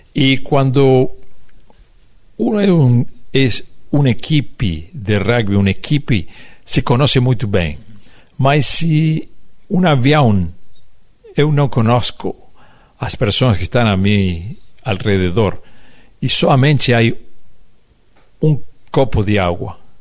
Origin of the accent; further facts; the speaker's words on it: Uruguay; Portuguese is a second language; nós somos de Uruguai